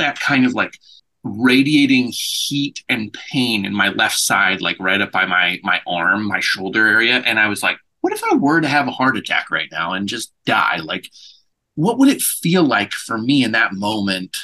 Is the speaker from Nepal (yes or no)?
no; United States; I am very American